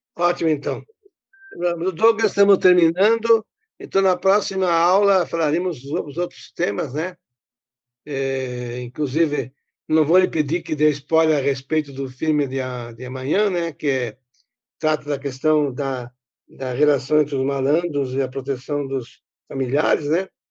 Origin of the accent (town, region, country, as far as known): Rodeio, Santa Catarina, Brazil; born or raised there